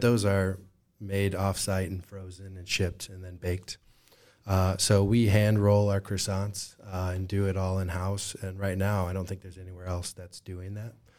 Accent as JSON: {"language": "English", "town": "Moline", "region": "Illinois", "country": "United States", "tie": "born or raised there", "lives_now": "Rock Island, United States", "said": "I was born and raised in Moline"}